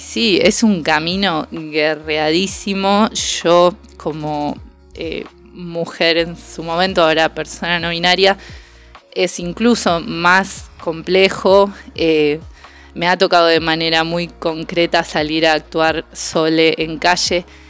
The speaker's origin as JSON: {"language": "Spanish", "country": "Argentina", "said": "como argentines"}